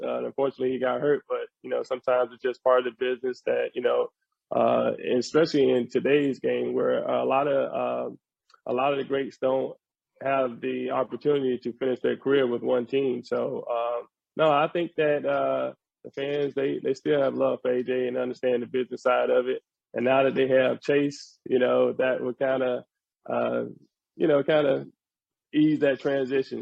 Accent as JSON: {"language": "English", "region": "Florida", "country": "United States", "said": "I'm from Florida"}